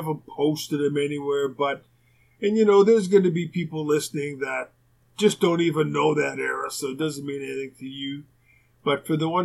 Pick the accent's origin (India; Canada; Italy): Canada; Winnipeg, Manitoba; I've had a few teachers like that growing up in Winnipeg